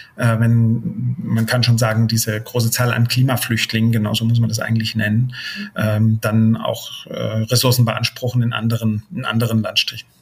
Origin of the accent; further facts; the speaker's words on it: Germany; bei uns in Deutschland